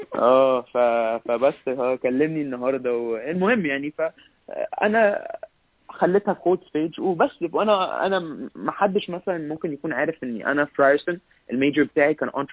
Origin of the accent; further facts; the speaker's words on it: Egypt; now in Canada; احنا كمصريين